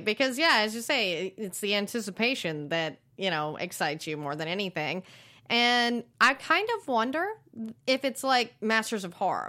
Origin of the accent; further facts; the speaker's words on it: the South, United States; growing up in the South